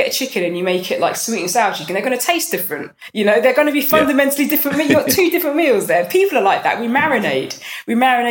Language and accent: English; London, United Kingdom; I'm from North London. I'm from a good area